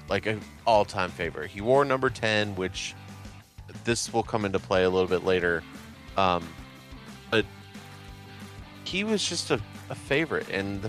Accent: Atlanta, Georgia, United States; Growing up in Atlanta

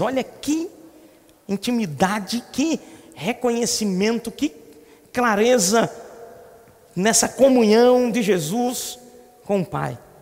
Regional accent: Recife, Pernambuco, Brazil; nós somos de Recife

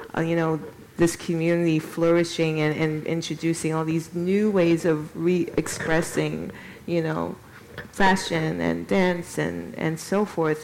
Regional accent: Chicago, Illinois, United States; also born or lived in New York City / London; now in Gothenburg, Sweden; I'm originally from Chicago, and I lived in New York for many, many years

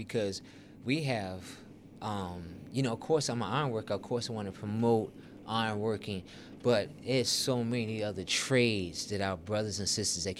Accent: Chicago, Illinois, United States; also born or lived in Baltimore / Oklahoma; The way I grew up, Tariq, I was born in Baltimore, moved to Oklahoma, and then to Chicago.

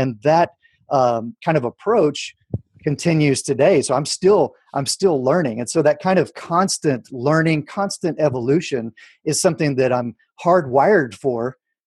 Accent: Houston, Texas, United States; the Art Institute of Houston, where I'm my hometown

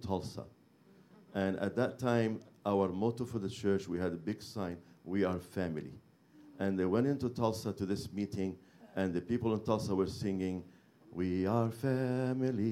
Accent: Beirut, Beirut Governorate, Lebanon; moved away; I'm from Beirut, Lebanon

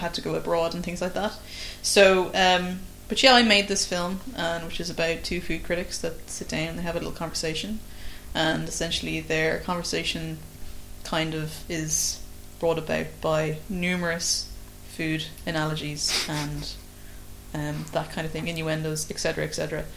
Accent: Ireland; an Irish filmmaker

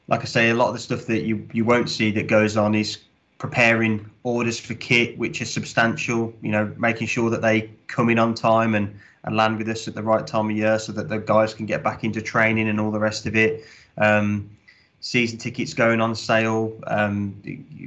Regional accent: West Midlands, United Kingdom; moved away; Rugby league does not particularly exist in the Midlands, where I'm from anyway.

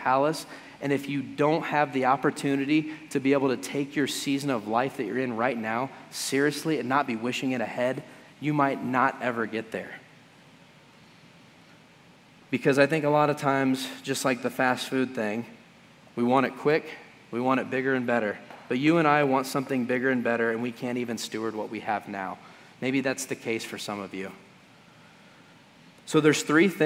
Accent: United States; as American Christians

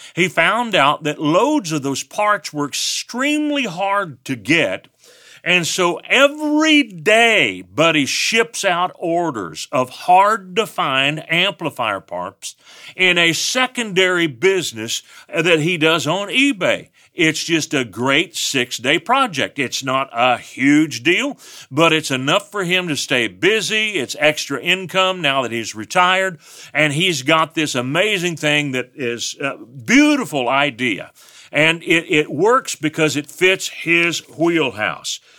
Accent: West Texas, United States; I'm from West Texas. I have an accent.

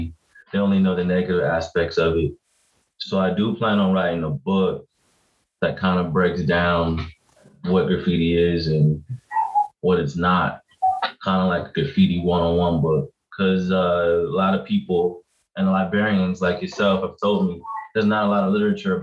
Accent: Los Angeles, California, United States; I'm from South Central Los Angeles

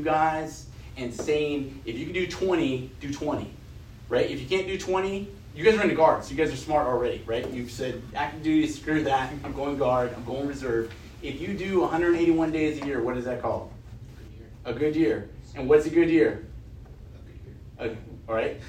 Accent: California, United States; now in Texas, United States; I'm from California originally

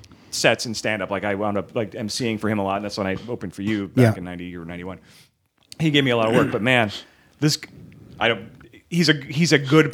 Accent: Chicago, Illinois, United States; moved away as an adult; also born or lived in Milwaukee; I was living in Milwaukee because I grew up in Chicago and lived in Milwaukee for a bit.

